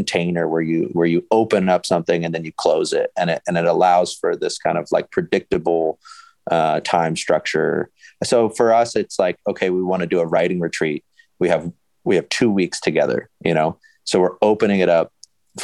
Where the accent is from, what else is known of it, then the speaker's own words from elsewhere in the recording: Austin, Texas, United States; moved away as an adult; also born or lived in Florida; I was born in Florida, but I came to Austin in like 2003. So I usually tell people that I'm from Austin because I pretty much became an adult in Austin.